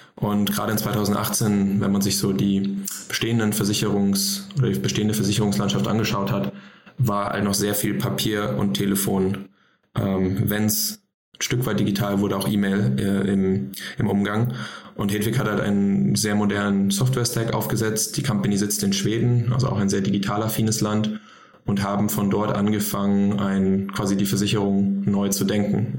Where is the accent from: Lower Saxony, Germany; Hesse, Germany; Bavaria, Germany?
Hesse, Germany; Frankfurt; moved away as an adult; also born or lived in Boston; now in Berlin, Germany; ich komme ursprünglich aus Frankfurt